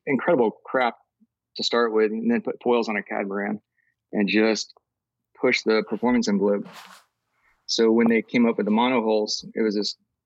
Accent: Cocoa Beach, Florida, United States; born or raised there

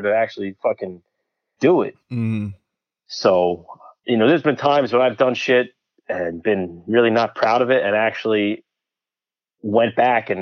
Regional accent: Bridgewater, New Jersey, United States; I'm from Central Jersey. I grew up in a town called Bridgewater

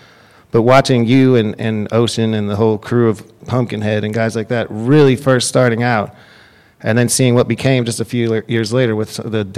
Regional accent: Texas, United States; moved away; I'm from Texas, partially from Texas.

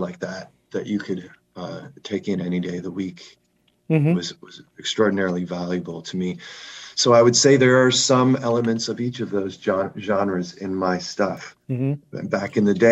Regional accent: Halifax, Nova Scotia, Canada; moved away; my hometown, Halifax, Nova Scotia

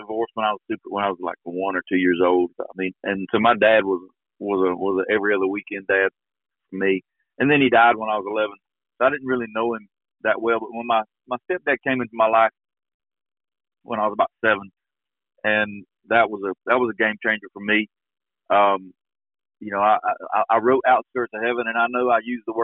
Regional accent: Georgia, United States; now in Eagleville, Tennessee, United States; when I was growing up in Georgia

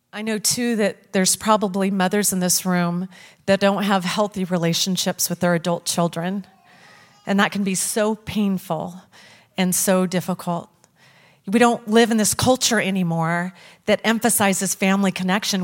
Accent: Lewis Clark Valley, Idaho, United States; I was born in the Lewis Clark Valley right here in Idaho.

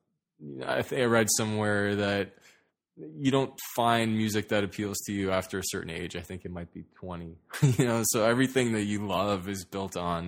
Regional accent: Toronto, Ontario, Canada; Yeah, North York. I mean, I guess that counts.

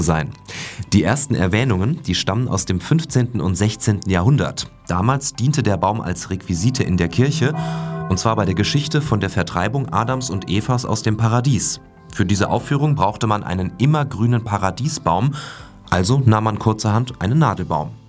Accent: Germany; bei uns in Deutschland

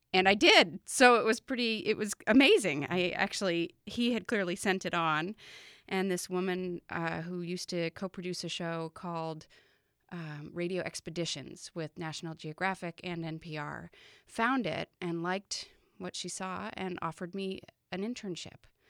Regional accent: Vermont, United States; moved away; I'm from Vermont originally, but I hadn't been living here for many years.

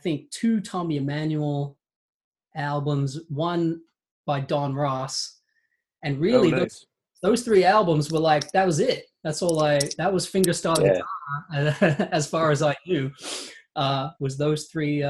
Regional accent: Australia; I grew up in Australia

